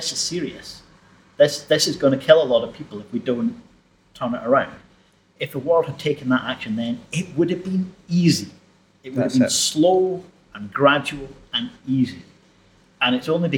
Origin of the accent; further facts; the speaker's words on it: Dumbarton, Scotland, United Kingdom; I was growing up in Dumbarton